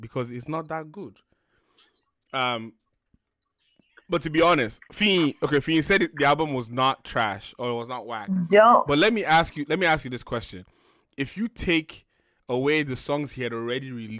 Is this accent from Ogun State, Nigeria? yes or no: yes; Ikenne, Ogun State, Nigeria; Ikene, my hometown